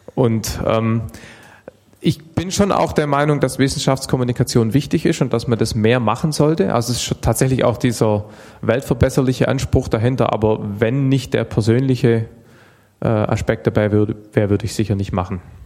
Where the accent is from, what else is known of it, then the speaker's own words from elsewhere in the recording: Stuttgart, Baden-Württemberg, Germany; also born or lived in Heidenheim; Ich komme aus Stuttgart, Baden-Württemberg, bin aber geboren in Heidenheim auf der Schwäbischen Alb.